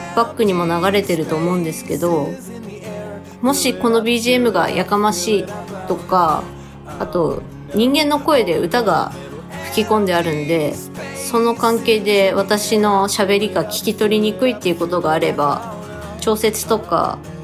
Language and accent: Japanese; Tsukuba, Ibaraki, Japan; 私も地元のつくば